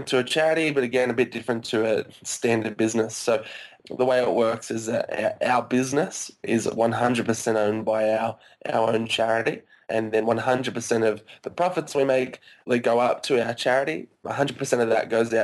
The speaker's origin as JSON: {"language": "English", "country": "Australia", "tie": "born or raised there", "said": "I grew up in Australia my whole life"}